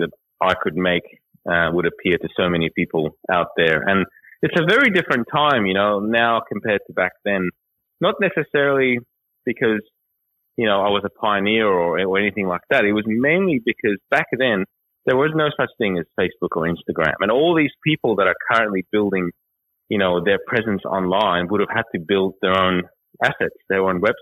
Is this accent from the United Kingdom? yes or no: no; Australia; also born or lived in Iran; I'm from Iran, but I've sort of grown up here. I've got that culture and that mentality, and I swear like any other Australian.